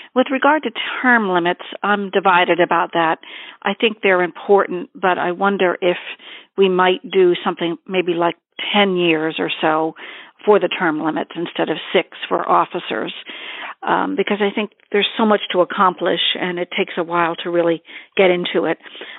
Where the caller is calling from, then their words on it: Worcester, Massachusetts, United States; I'm calling from Worcester, Massachusetts